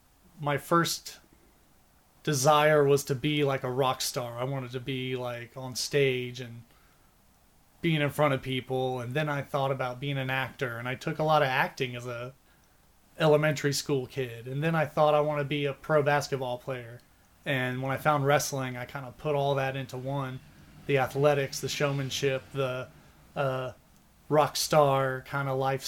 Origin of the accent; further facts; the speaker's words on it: Houston, Texas, United States; Oh, in Houston, but it was like a small Catholic school